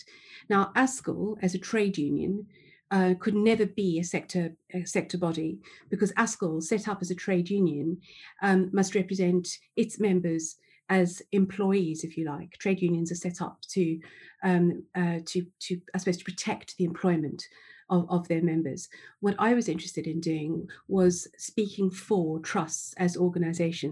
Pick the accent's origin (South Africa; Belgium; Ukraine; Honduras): South Africa; moved away as an adult; now in England; I was born in South Africa, in apartheid South Africa, actually